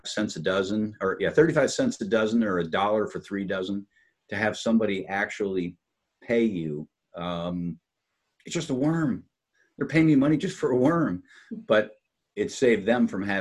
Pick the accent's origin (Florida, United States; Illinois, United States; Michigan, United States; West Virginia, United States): Michigan, United States; Upper Peninsula of; I grew up in the Upper Peninsula of Michigan